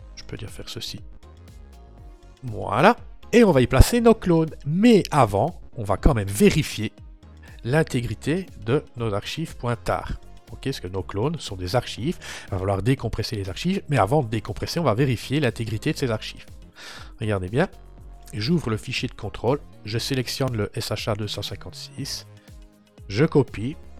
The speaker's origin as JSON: {"language": "French", "country": "Belgium", "said": "Je suis belge"}